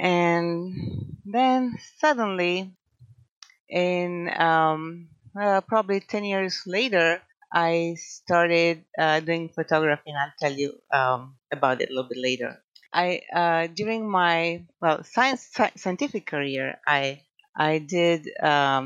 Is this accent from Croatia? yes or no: yes; Croatia; English is a second language; moved away as an adult; also born or lived in California; now in Coarsegold, United States; by now you figured out my accent. So I'm originally from Croatia.